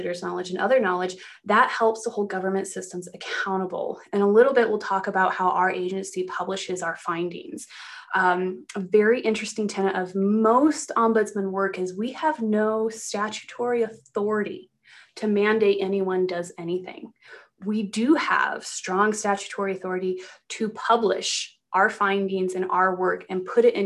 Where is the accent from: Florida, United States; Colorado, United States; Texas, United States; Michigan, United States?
Colorado, United States; Granby; I grew up in Colorado. I grew up in a very small mountain town called Granby.